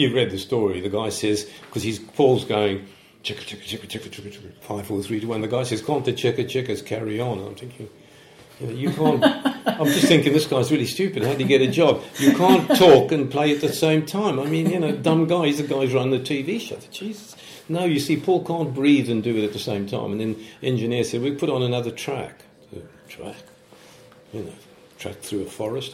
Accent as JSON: {"language": "English", "country": "South Africa", "moved": "as an adult", "lives_now": "United Kingdom", "said": "I'm coming from South Africa"}